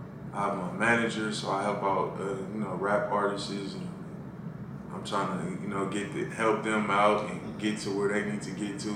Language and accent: English; Inglewood, California, United States; I grew up in Inglewood, California.